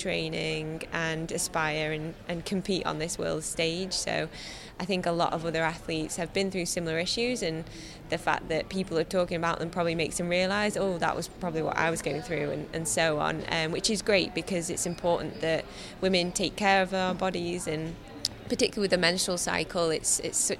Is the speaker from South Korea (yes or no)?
no; Ashbourne, East Midlands, United Kingdom; from Ashbourne